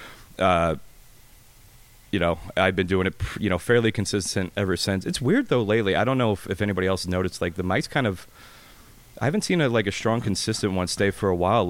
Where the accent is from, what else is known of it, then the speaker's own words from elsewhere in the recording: Phoenix, Arizona, United States; also born or lived in Atlanta / New Orleans / Baton Rouge, Louisiana; I grew up out here.